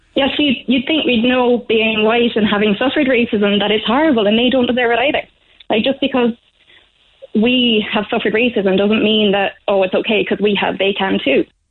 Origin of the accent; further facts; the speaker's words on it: England, United Kingdom; now in Ireland; I'm considered Irish and I'm from England